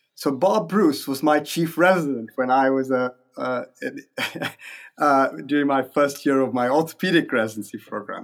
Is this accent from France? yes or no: no; India; moved away as an adult; also born or lived in Minnesota, United States; now in Toronto, Canada; I was born in India. My, my parents still lived there. I grew up there. I went to medical school there